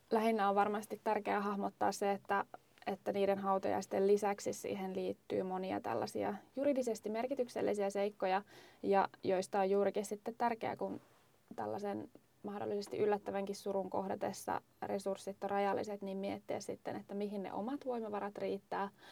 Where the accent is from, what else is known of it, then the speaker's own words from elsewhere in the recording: Lapland, Finland; me olen kotoisin Lapista